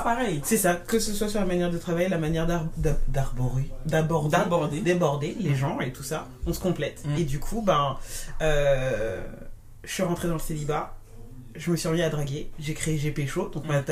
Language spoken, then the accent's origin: French; Martinique; moved away as an adult; also born or lived in mainland France; now in France; toute ma construction d'enfance, de, l'adolescence jusqu'à jeune adulte, ça a été fait en Martinique, même si je suis née euh, en France hexagonale